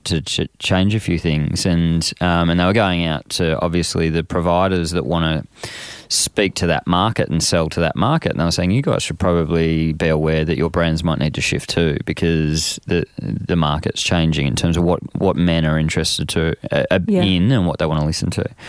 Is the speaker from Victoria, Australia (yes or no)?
yes; Frankston, Victoria, Australia; I grew up in Frankston